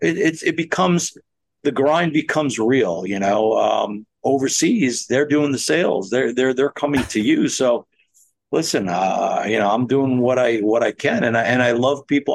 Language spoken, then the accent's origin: English; United States; As an American